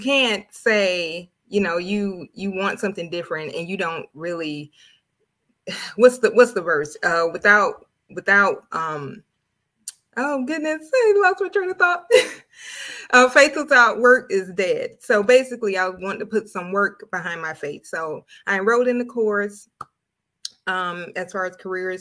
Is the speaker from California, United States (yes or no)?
no; Tallahassee, Florida, United States; I'm from the small town of Tallahassee, Florida